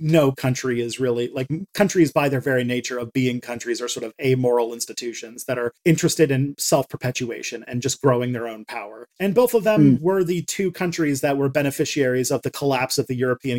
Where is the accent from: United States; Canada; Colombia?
Canada; I grew up in Canada